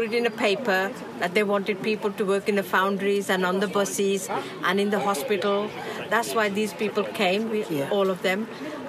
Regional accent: Dudley, West Midlands, United Kingdom; born or raised there; English is a second language; also born or lived in India / Wednesbury

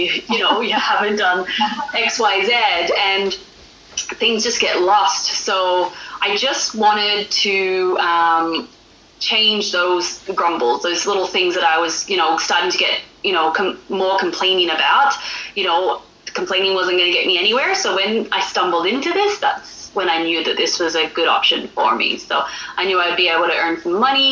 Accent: Australia; moved away as an adult; also born or lived in northern Alberta, Canada; now in Alberta, Canada; I'm from Australia, so that's why I sound a little bit different. But I've been living in Canada for the last 10 years.

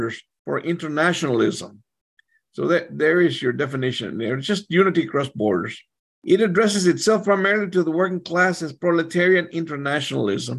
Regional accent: Texas, United States; I'm from Texas

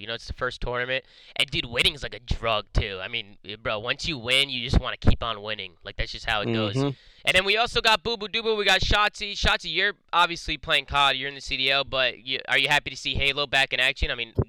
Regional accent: New Jersey, United States; now in Los Angeles, United States; I was flying from Los Angeles back home to Jersey because I was coming home to visit family.

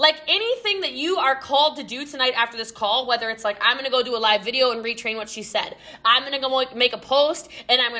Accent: United States; I'm American.

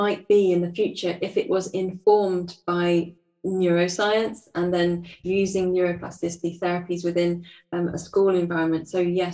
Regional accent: United Kingdom; I'm British

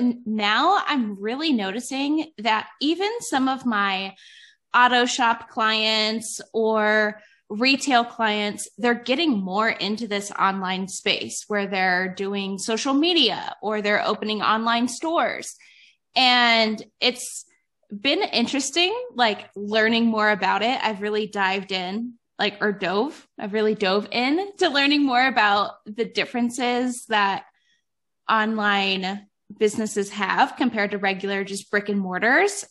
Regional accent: Cleveland, Ohio, United States; now in Northern Nevada, United States; I moved to Northern Nevada. Um, I'm originally from Cleveland

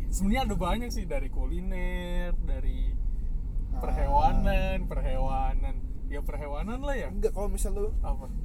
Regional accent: Java, Indonesia; Gue juga nggak ngerti sih kan gue orang Jawa cuy

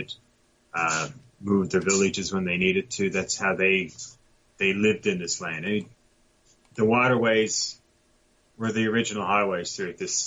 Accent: Buchans, Newfoundland and Labrador, Canada; now in Milford Station, Canada; I'm originally from central Newfoundland, a small town called Buchans.

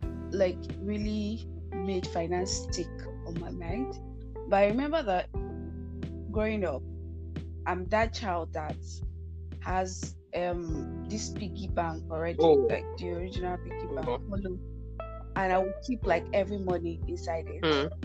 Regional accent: Oyo, Nigeria; I'm from Oyo State. Okay, so this reminds me, I'm from Oyo State.

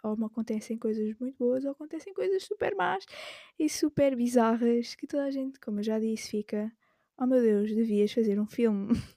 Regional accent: Alentejo coast, Portugal; moved away as an adult; now in Lisbon, Portugal; eu não sou de Lisboa, eu sou do litoral alentejano

